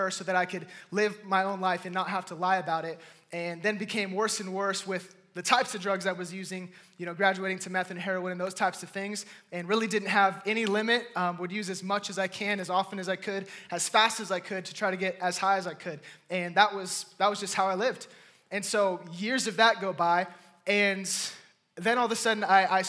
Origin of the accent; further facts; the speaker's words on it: California, United States; born and raised in California